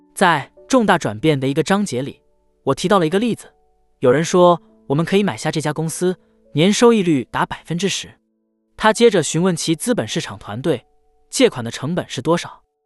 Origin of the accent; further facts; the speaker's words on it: New York City, New York, United States; 纽约。是的，在纽约的皇后区